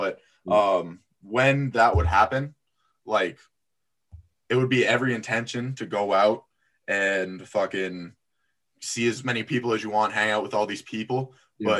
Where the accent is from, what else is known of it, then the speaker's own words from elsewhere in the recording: Boston, Massachusetts, United States; born there; also born or lived in Florida / Apex, North Carolina; I was born up here in Boston before going. I went to high school in Florida, but in between I lived in Apex, North Carolina for like 3 years, just outside of Raleigh.